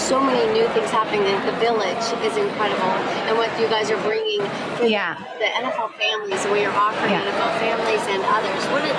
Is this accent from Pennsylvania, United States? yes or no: yes; Pittsburgh, Pennsylvania, United States; Yeah, my husband's from Youngstown, and I'm from Pittsburgh.